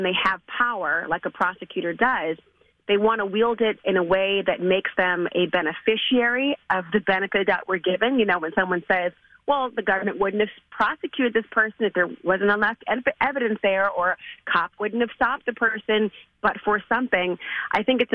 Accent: St. Paul, Minnesota, United States; moved away; also born or lived in New York; I was raised in St. Paul

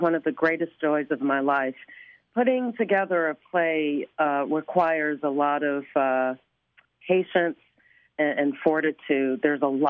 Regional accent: Chicago, Illinois, United States; also born or lived in West Side, Chicago; I grew up on the South Side. I'm born on the West Side

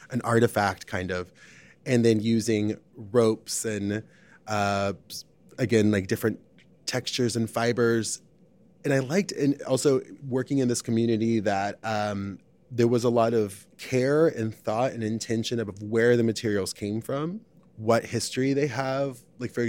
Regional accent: Arizona, United States; now in Chicago, United States; I've been in Chicago for 16 years, most of my life, but I'm originally from Arizona, very close to the Mexican border, a really small town.

